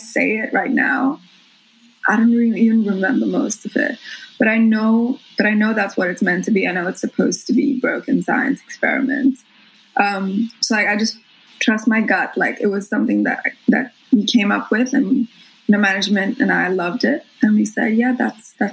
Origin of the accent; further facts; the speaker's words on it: Mumbai, Maharashtra, India; moved away as an adult; also born or lived in Brisbane, Australia; now in Australia; I was born in Bombay